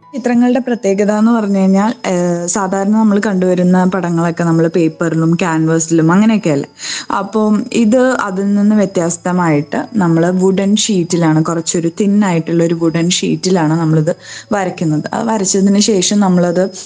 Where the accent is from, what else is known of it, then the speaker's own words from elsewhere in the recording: Tripunithura, Kerala, India; also born or lived in Chennai / Bangalore; ഞാൻ എൻ്റെ വീടിനടുത്ത് എറണാകുളത്ത് തൃപ്പൂണിത്രയിലായിരുന്നു താമസിച്ചുകൊണ്ടിരുന്നത്